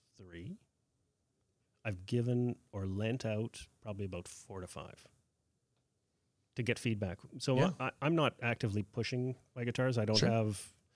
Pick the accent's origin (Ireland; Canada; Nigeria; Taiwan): Canada; Winnipeg, Manitoba; moved away; I'm originally from Winnipeg